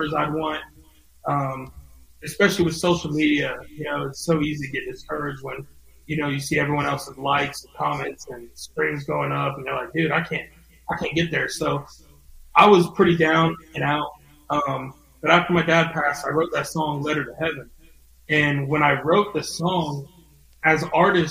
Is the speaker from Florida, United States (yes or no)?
yes; Ocala, Florida, United States; Ocala, my hometown